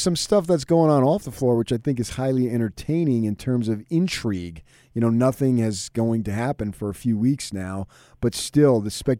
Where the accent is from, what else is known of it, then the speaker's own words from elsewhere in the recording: New Jersey, United States; So Brooklyn, you know, I grew up in Jersey and my grandmother lived in Brooklyn.